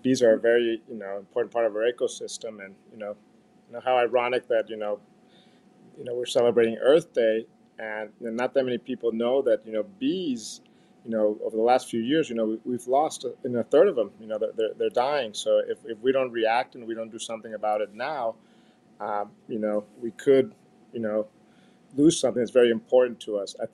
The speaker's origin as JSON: {"language": "English", "country": "Mexico", "tie": "born or raised there", "said": "as a young kid, I grew up in Mexico at my grandmother's house"}